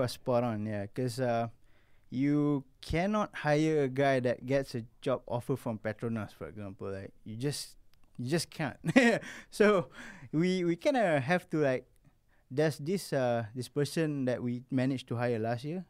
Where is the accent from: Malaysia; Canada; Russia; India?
Malaysia; being a Malaysian